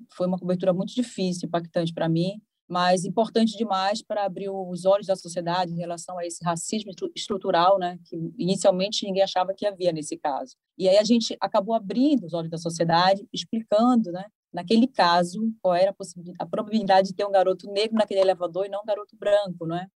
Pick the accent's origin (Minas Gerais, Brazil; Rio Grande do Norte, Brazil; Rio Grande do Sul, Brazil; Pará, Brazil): Pará, Brazil; Belém; moved away as an adult; now in Recife, Brazil; eu sou de Belém